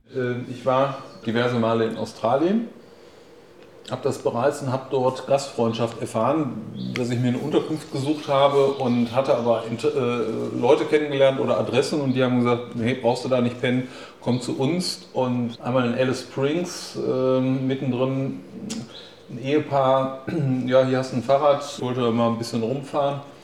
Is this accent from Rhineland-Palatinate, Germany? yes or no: no; Issum, North Rhine-Westphalia, Germany; Hier bin ich in die Grundschule gegangen